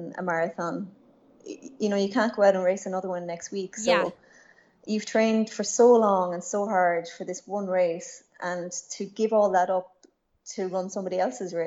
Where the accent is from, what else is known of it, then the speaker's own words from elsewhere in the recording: west coast of Ireland, Ireland; I grew up in Ireland, in a small town on the west coast of Ireland.